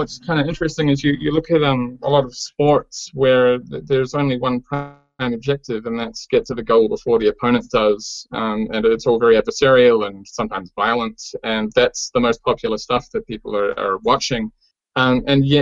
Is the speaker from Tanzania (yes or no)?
no; New Zealand; I come from New Zealand